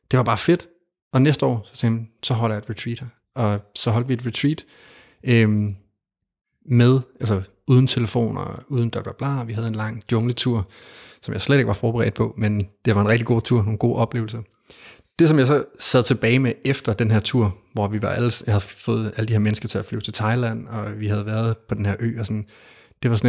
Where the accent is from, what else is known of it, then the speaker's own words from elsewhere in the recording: Denmark; jeg startede i Danmark i ikke så langt herfra, i en skov, meget tæt på, hvor jeg voksede op.